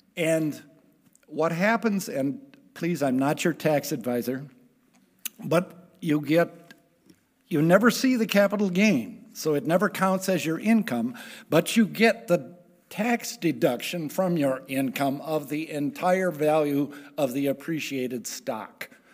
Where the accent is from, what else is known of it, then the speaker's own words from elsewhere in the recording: Richfield, United States; I grew up in Richfield.